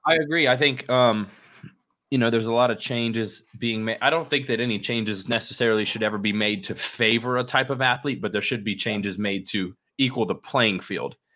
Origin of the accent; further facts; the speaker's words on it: Florida, United States; moved away; I'm from Florida